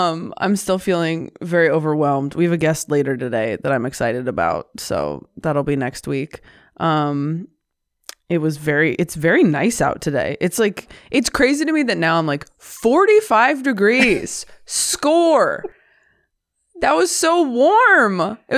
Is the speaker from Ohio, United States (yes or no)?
yes; Hartville, Ohio, United States; now in New York City, United States; I grew up in Ohio, about 1/2 hour from Louisville, in a small town called Hartville.